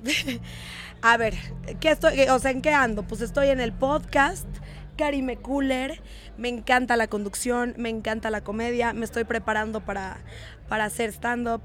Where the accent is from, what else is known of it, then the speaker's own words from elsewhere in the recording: Mexico City, Mexico; also born or lived in Satélite; Soy de la Ciudad de México, Chilang Chilangolandia, Sateluca